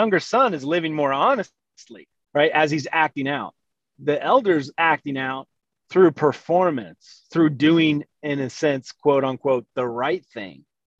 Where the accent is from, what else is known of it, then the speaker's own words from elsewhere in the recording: the South, United States; I grew up Southern Baptist in the South